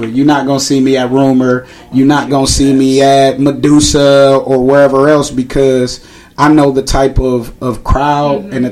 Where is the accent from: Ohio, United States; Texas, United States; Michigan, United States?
Ohio, United States; Cleveland; So I grew up on 141st in St. Clair my whole life